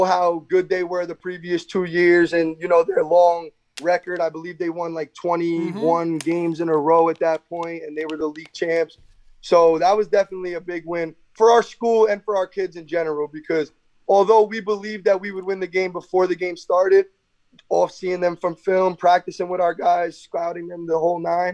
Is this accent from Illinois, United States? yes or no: no; Garfield, New Jersey, United States; being a Garfield guy, oldest of four